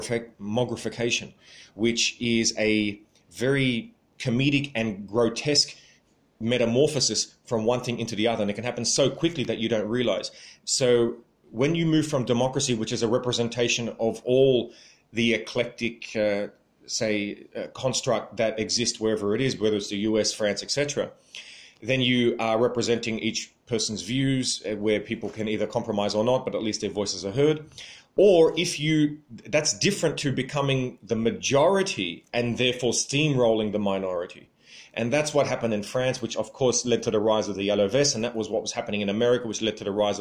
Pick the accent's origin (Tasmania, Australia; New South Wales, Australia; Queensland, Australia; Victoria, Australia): New South Wales, Australia; Sydney; I am from Sydney